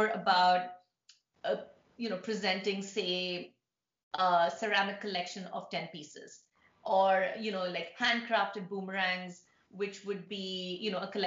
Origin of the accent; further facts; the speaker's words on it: India; now in New York City, United States; being an Indian, growing up in India, but living in New York